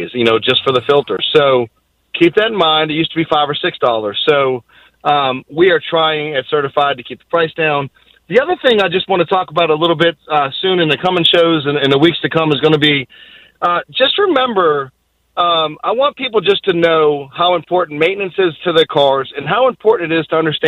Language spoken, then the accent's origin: English; Boston, Massachusetts, United States; I'm from Boston